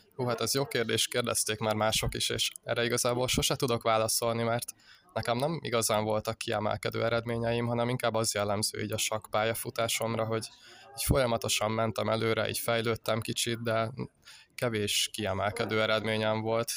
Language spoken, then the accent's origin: Hungarian; Uszód, Bács-Kiskun, Hungary; én Kalocsa környékéről származok